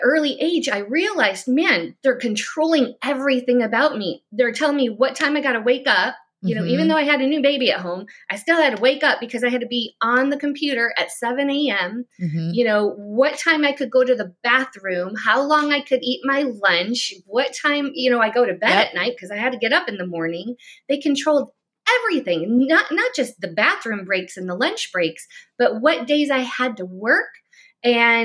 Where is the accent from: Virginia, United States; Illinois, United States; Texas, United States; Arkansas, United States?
Illinois, United States; Chicago; now in Florida, United States; I'm from Chicago area. I live in Florida now